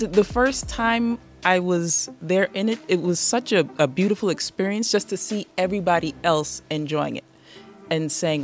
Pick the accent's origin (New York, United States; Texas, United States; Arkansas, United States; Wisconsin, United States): New York, United States; I was born here in New York, but my mother's from Panama, and I had just grown up